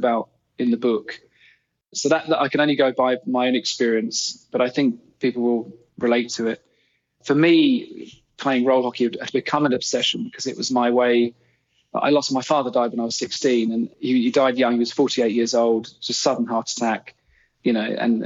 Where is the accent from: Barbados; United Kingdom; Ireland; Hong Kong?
United Kingdom; England; also born or lived in Canada; as an English player